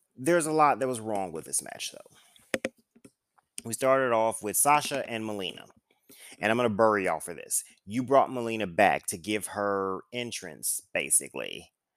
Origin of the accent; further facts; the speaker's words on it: St. Louis, Missouri, United States; Saint Louis, which is course, my hometown